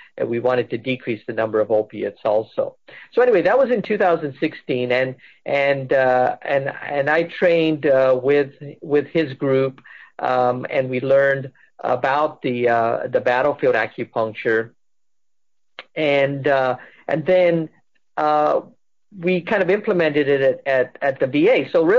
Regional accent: England, United Kingdom; also born or lived in United States; I had of this Indian heritage, even though, I grew up partly in England and partly here

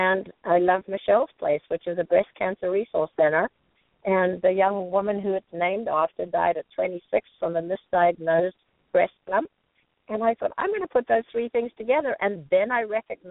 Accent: Johannesburg, Gauteng, South Africa; now in United States; growing up in South Africa, I couldn't do everything I wanted to. Coming to this country

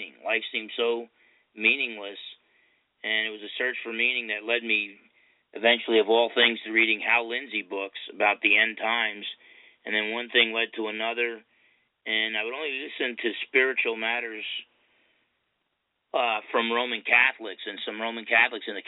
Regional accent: Essex County, New Jersey, United States; accent: New York-type accent; I grew up in Essex County, New Jersey. It's one of those counties that kind of borders on Manhattan, so you get a little bit of the New York-type accent and attitude

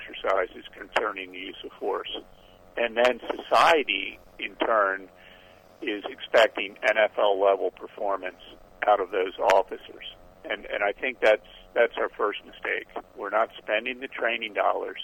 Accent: Baltimore, Maryland, United States; my hometown of Baltimore

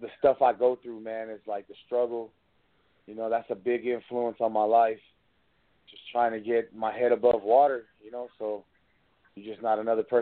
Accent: Blythe, California, United States; I'm from Blythe, California.

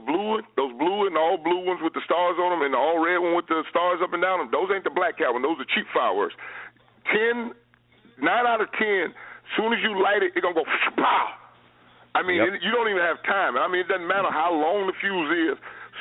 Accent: Orange County, California, United States; I'm from Orange County.

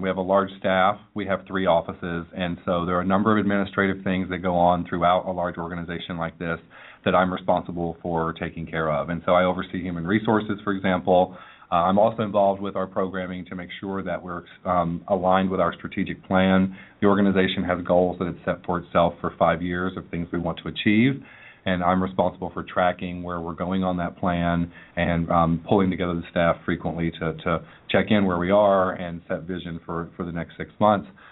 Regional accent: Manchester, Tennessee, United States; I grew up in Middle Tennessee in a small town uh, named Manchester

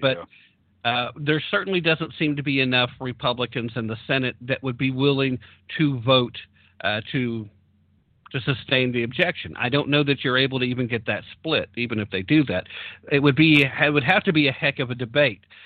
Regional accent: Tennessee, United States; born or raised there

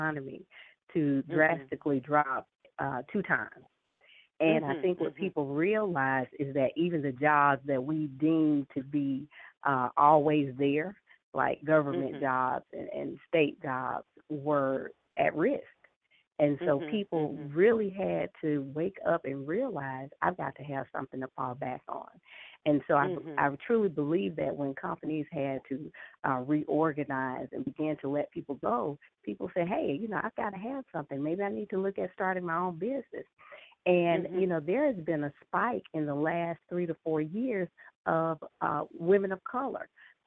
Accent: Atlanta, Georgia, United States; So I am a Southern girl. I was born and raised in Atlanta and still live here

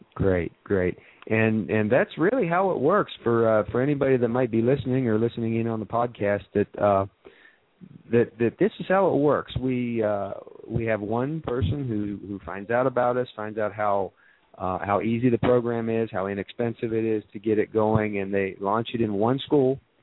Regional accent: Ohio, United States; moved away; I grew up as a Buckeye, so I'm uh, I, I'm very interested in helping uh, schools in Ohio uh, and, uh, and and helping out my uh, my hometown area up there

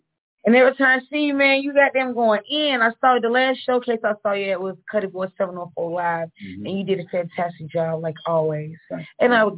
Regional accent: Charlotte, North Carolina, United States; your girl … from Let's Talk Nikki Radio. Call in 51. Call in, holler at me and my boy, Jay Breezy. I'm from North Charlotte, but I'll be on the phone.

